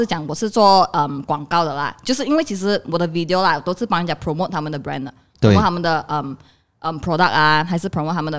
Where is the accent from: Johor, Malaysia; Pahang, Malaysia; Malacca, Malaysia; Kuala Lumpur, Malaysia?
Pahang, Malaysia; Kuantan; 因为我是来自关丹的嘛，哈，所以关丹的关丹很少人做 video 的嘛，而且基本上是应该是没有人在做 video 关丹